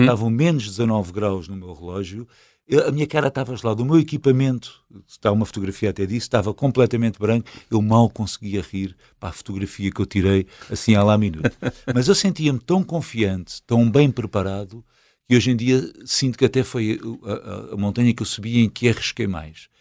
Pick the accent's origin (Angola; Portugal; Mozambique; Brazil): Portugal; Alverca do Ribatejo, Lisbon; sou de Alverca